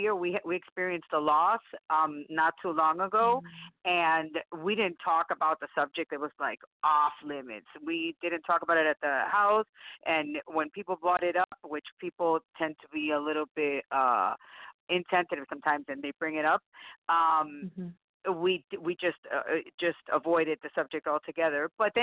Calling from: Tampa, Florida, United States; Tampa, Florida.

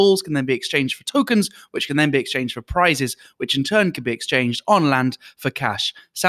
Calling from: Kuala Lumpur, Federal Territory of Kuala Lumpur, Malaysia; I'm also one of your hosts, and I'm calling in this week as well from Kuala Lumpur.

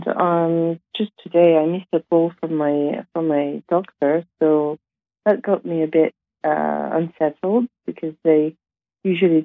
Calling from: London, United Kingdom; I'm calling you from London, UK

